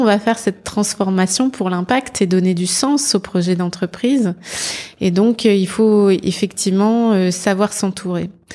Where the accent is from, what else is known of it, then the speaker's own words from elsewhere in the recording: Nord-Pas-de-Calais, Dunkirk hinterland, Hauts-de-France, France; Je suis née dans le Nord-Pas-de-Calais, euh, dans l'arrière-bassin euh, dunkerquois, où j'ai très tôt eu envie d'orienter ma, ma carrière